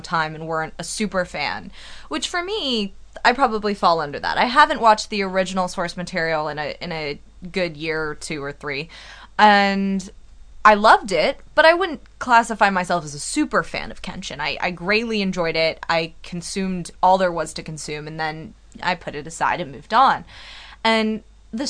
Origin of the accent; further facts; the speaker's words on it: United States; being an American, growing up on American movies